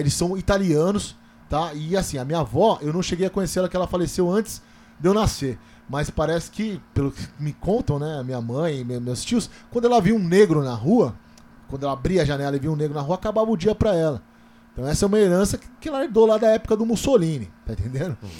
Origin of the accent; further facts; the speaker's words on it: Taboão da Serra, São Paulo, Brazil; Eu sou um cara que eu nasci e cresci no Parque Laguna, cara. É. Essa periferia